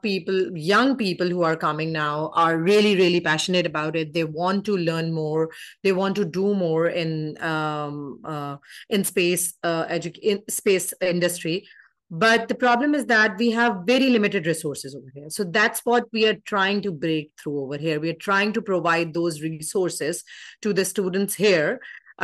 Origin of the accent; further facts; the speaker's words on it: Pakistan; I'm from Pakistan.